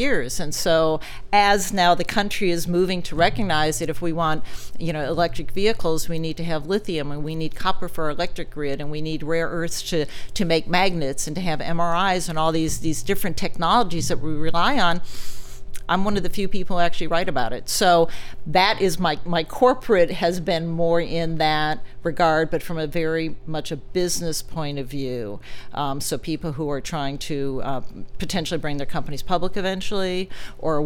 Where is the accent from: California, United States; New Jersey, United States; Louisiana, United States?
California, United States; Silicon Valley; I grew up in Silicon Valley